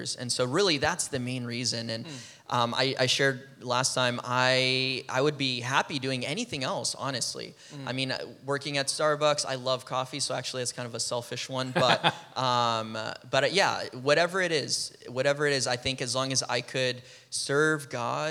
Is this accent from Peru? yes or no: yes; Peru; moved away as an adult; now in United States; I'm from Peru, so I came to college here in the U.S.